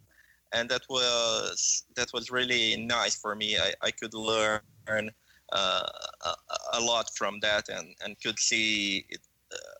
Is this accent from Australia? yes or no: no; Brazil; I was born and raised in Brazil